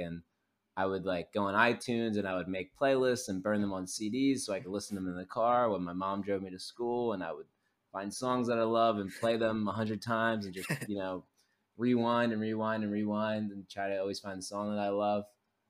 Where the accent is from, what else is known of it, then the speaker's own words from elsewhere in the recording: Philadelphia, Pennsylvania, United States; now in Los Angeles, United States; I'm from Philadelphia initially. I live in Los Angeles.